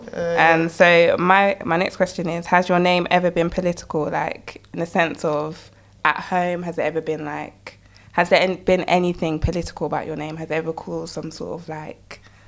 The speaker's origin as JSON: {"language": "English", "country": "United Kingdom", "accent": "British", "said": "my normal British accent"}